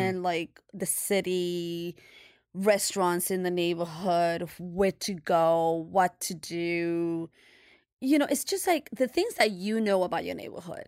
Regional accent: New York City, New York, United States; we're New Yorkers or we're from Brooklyn

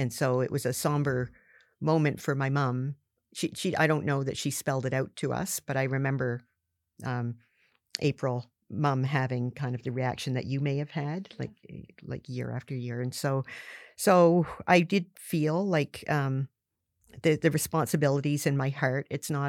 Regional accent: Barrington Passage, Nova Scotia, Canada; growing up in Southwest Nova Scotia, all my life, a shout out to Barrington Passage, but mm-hmm. it's a lobster fishing community.

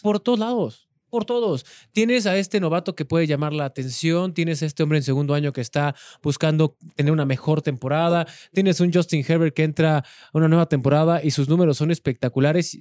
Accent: Los Reyes, Coyoacán, Mexico City, Mexico; En mi pueblo, que tú eras del mismo pueblo, el de los Reyes

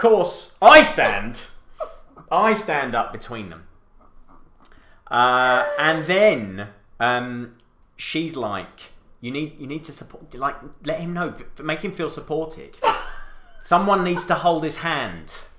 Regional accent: United Kingdom; I'm very British

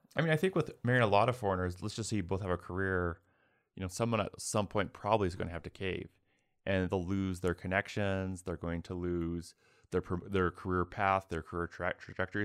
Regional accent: United States; as an American

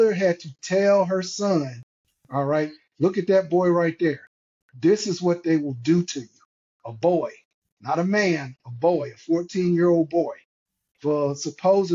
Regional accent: Chicago, Illinois, United States; I'm from Chicago

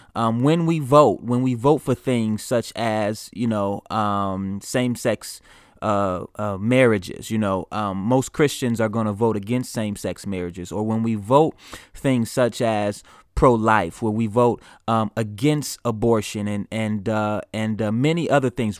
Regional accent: United States; as an American, uh, in the United States

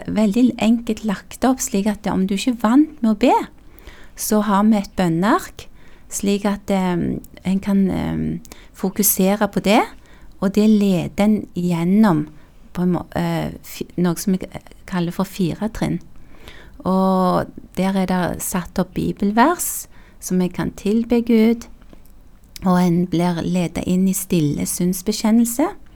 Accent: Tau, Rogaland, Norway; born or raised there; also born or lived in South Korea

